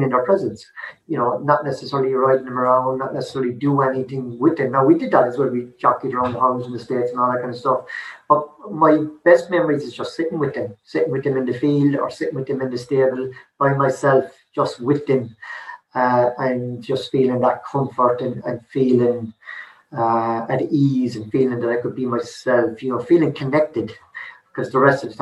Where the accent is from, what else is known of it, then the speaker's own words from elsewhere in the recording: Limerick, Munster, Ireland; I grew up in South Hill, which is really a disadvantaged area.